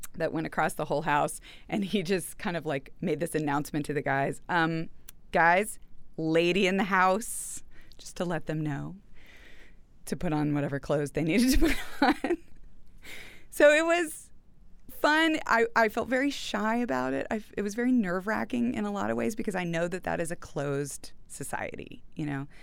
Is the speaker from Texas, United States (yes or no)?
yes; Houston, Texas, United States; also born or lived in New York; I went to college in New York, but I'm from Houston